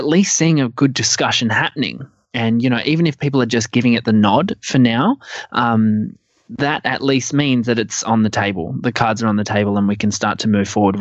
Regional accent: Adelaide, South Australia, Australia; moved away; Adelaide's my hometown

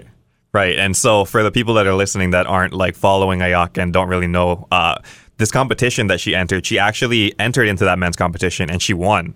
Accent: Kauai, Hawaii, United States; I grew up on Kauai

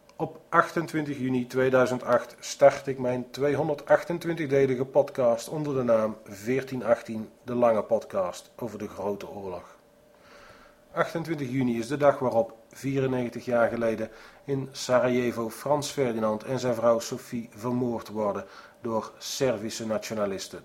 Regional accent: Netherlands; Ik ben een Nederlander

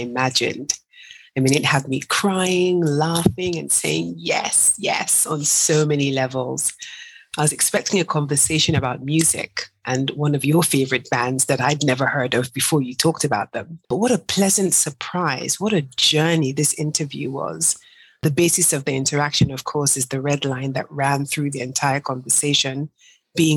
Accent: Nigeria; I'm Nigerian

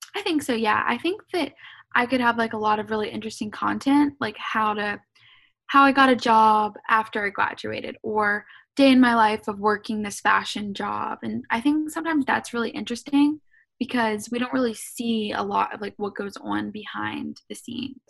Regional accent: Savannah, Georgia, United States; also born or lived in Atlanta, Georgia; So I'm from Savannah, Georgia

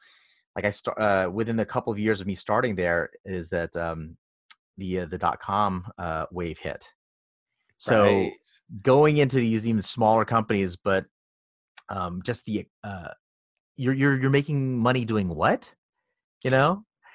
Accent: New York, United States; moved away as an adult; now in Los Angeles, United States; So I moved out from New York, in upstate New York, to LA for the job. And it was very different.

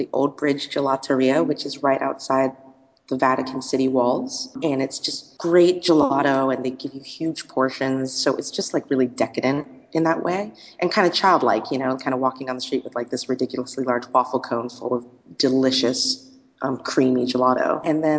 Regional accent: United States; I'm from the States.

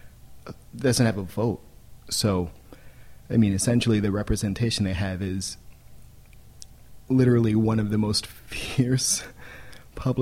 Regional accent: Takoma Park, Maryland, United States; moved away; also born or lived in Washington, D.C.; I was born in D.C. proper and moved out when I was 4. And I was raised in Tacoma Park, Maryland

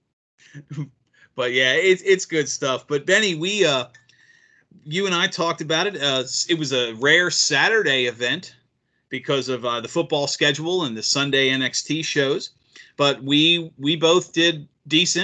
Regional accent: Maryland, United States; growing up in Maryland

